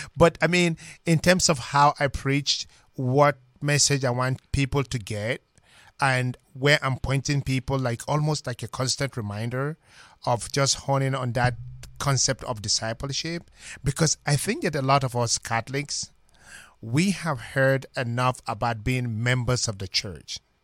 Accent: Minna, Niger State, Nigeria; moved away as an adult; now in United States; originally I'm from Nigeria, and, ah, my journey to the British Strait began from a little parish called Saint Joseph Parish in Minna, spelled M I N N A, in Niger State, Nigeria

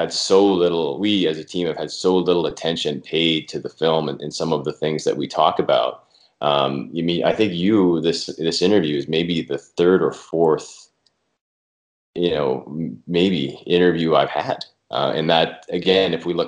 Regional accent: Calgary, Alberta, Canada; I'm from Calgary, born and raised

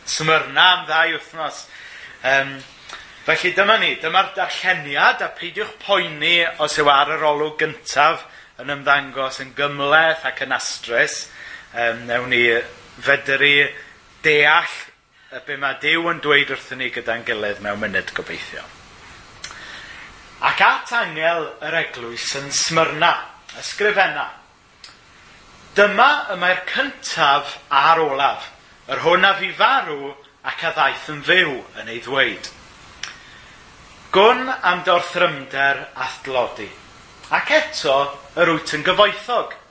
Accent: Wales, United Kingdom; wy'n gwrando ar Radio Cymru, wrth gwrs, yn ôl fy nyletswydd fel Cymro.

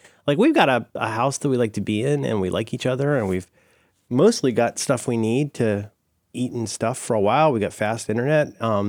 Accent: Ohio, United States; I'm from Ohio.

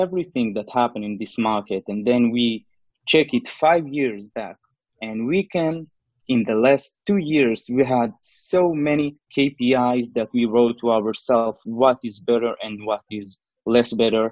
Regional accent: Israel; I'm from Israel.

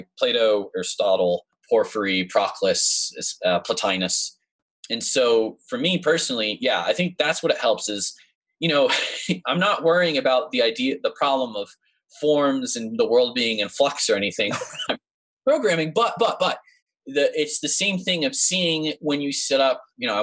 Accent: West Hartford, Connecticut, United States; moved away as an adult; now in Tulsa, United States; I was born and lived in West Hartford, Connecticut for pretty much my whole life

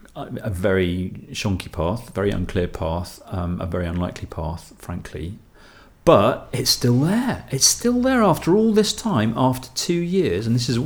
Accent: England, United Kingdom; now in Brussels, Belgium; So my disclaimer here is that here are these two English guys. but Brussels-based.

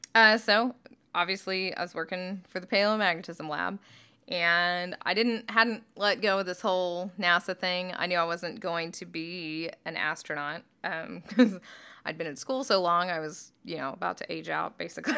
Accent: northeast Oklahoma, United States; moved away; I grew up in Oklahoma. and in northeast Oklahoma

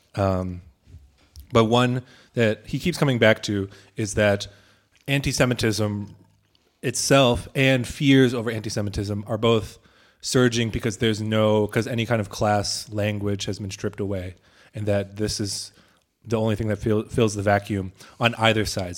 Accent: United States; moved away; as an American

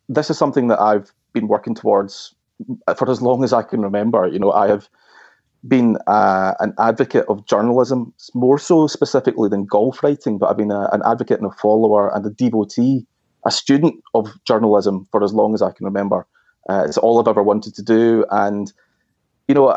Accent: Glasgow, Scotland, United Kingdom; the Herald newspaper in my hometown of Glasgow

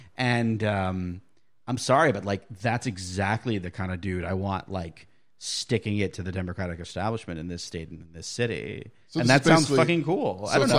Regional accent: Tallahassee, Florida, United States; I grew up feeling more enfranchised into that process growing up in Tallahassee and having government, you know, lawyer parents

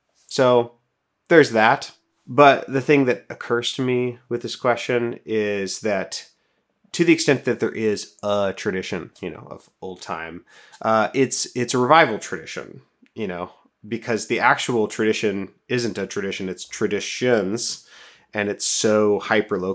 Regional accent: Portland, Oregon, United States; growing up in the Portland area, in Portland and in the Portland area

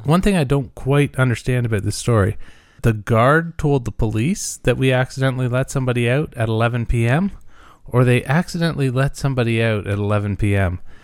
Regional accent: Muskoka, Ontario, Canada; I'm from Muskoka

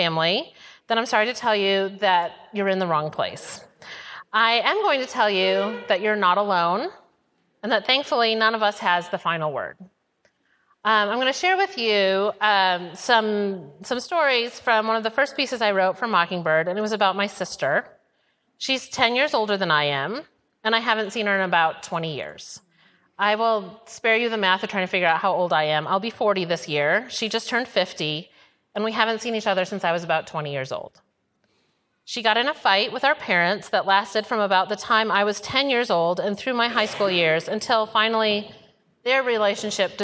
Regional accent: Wisconsin, United States; now in Houston, United States; I'm from Wisconsin originally

